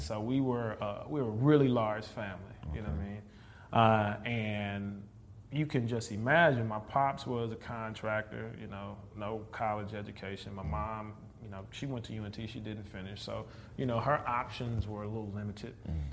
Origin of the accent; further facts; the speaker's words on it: Houston, Texas, United States; moved away as an adult; now in North Texas, United States; I'm originally from Houston.